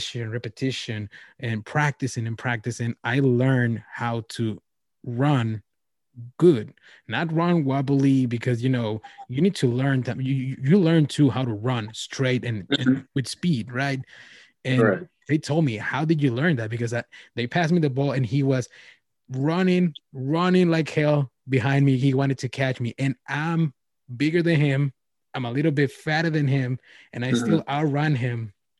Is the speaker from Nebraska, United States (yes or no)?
no; Wisconsin, United States; Oh, I'm from Wisconsin.